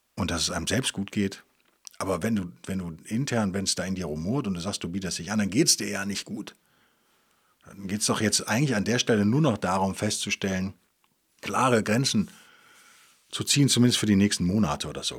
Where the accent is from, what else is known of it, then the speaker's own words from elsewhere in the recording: Bonn or Cologne area, North Rhine-Westphalia, Germany; moved away; aus Bonn oder Köln, auf jeden Fall aus meiner alten Heimat